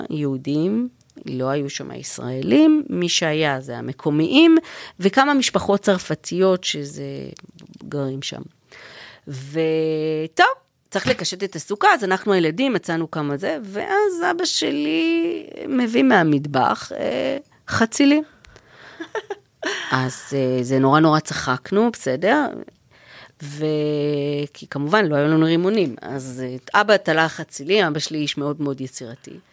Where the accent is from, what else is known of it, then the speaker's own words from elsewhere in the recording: Israel; moved away; אני באה ממשפחה דתית, אה, אבא שלי חובש כיפה, ו... וכשאנחנו נסענו מישראל